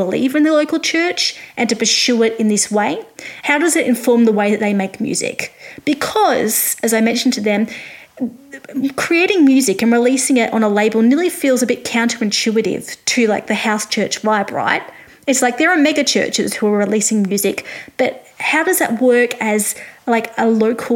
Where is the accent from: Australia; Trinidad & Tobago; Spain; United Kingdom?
Australia; I am an Australian music journalist